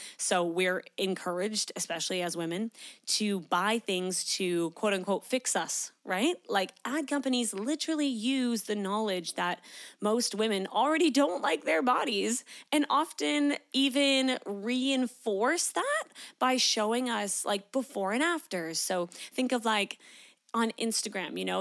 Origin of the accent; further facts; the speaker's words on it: Canada; moved away as an adult; now in Australia; I'm from Canada